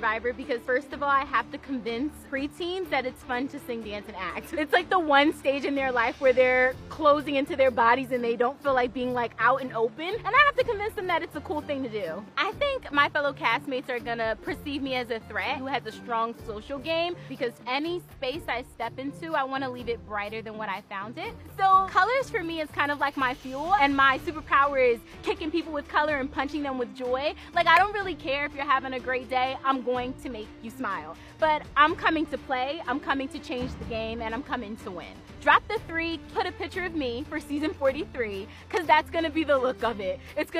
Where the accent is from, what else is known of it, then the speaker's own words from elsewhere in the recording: Philadelphia, Pennsylvania, United States; I'm from Philly